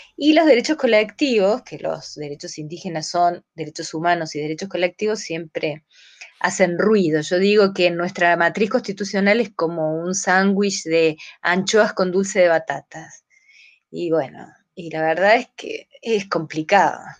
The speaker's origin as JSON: {"language": "Spanish", "region": "Córdoba", "country": "Argentina", "also_born_or_lived": "Guatemala / Barcelona / La Paz", "moved": "as an adult", "said": "yo soy de Córdoba"}